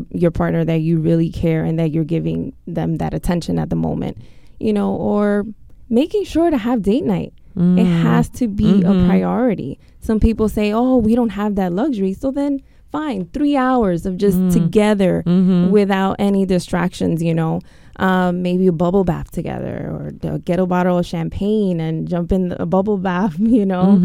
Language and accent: English; New York, United States; growing up in New York, you know, it's definitely taboo in the schools